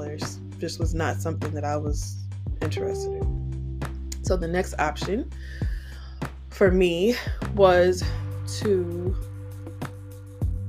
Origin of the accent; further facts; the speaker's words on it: Piscataway, New Jersey, United States; We call each other townies because we're from Piscataway